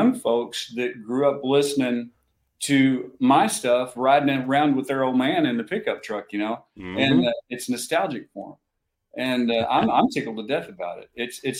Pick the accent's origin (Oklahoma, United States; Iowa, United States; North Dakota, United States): Oklahoma, United States; I grew up in Oklahoma.